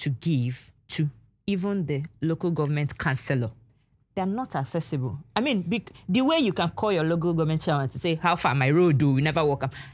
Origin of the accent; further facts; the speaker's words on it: Aba, Abia, Nigeria; I was born in Aba